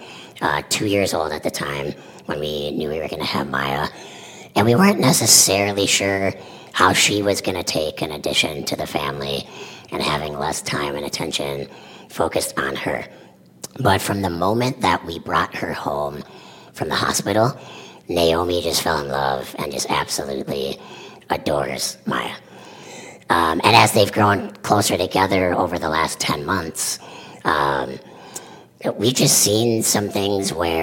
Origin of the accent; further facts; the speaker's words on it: Mankato, Minnesota, United States; now in Roseville, United States; I am a Minnesota native. I was born in Minneapolis. I grew up in Mankato.